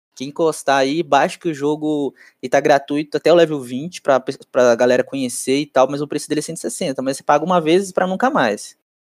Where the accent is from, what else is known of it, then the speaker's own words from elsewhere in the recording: Brazil; como brasileiro